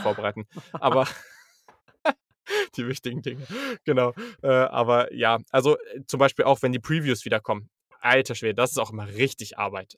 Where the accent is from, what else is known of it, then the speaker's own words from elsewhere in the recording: Hanover, Lower Saxony, Germany; ich komme halt auch aus Hannover